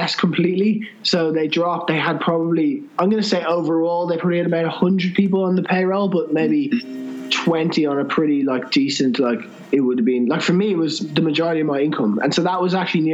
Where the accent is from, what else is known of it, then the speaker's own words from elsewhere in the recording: Ireland; I'm from Ireland